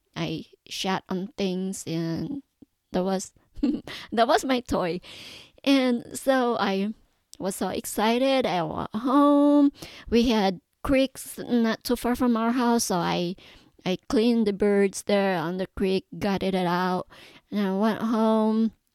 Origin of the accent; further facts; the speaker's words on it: Philippines; also born or lived in Davao; I was born and raised in the Philippines. I was born in a, in a big city of Davao, but my mom moved to the mountains